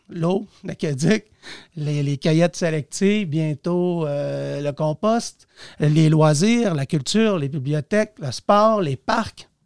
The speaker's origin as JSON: {"language": "French", "town": "Saint-Méthode", "region": "Quebec", "country": "Canada", "moved": "yes", "lives_now": "Dolbeau-Mistassini, Canada", "said": "Je suis un Cateuillet en ce sens que je viens de Saint-Méthode"}